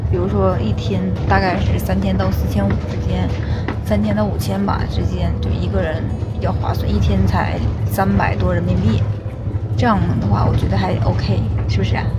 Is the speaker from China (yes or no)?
yes; Northeast China, China; 我们东北人都很热情的